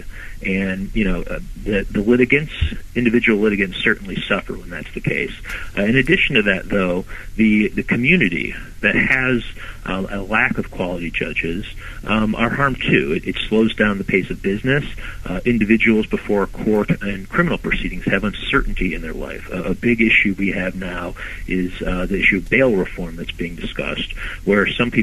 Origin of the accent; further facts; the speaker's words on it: Northfield, Ohio, United States; I was born and grew up in Northfield in the Macedonia area